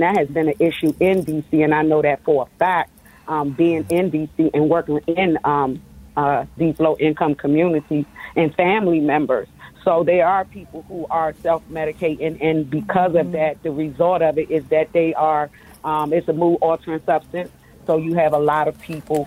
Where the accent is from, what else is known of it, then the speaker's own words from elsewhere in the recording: Washington, District of Columbia, United States; I'm a native Washingtonian and I grew up in Ward 7 and Ward 8